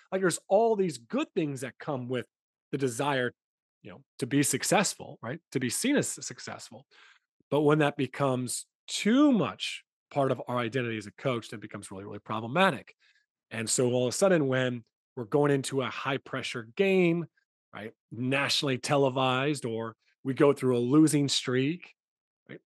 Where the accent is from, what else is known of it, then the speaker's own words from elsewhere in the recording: United States; moved away; I'm from the States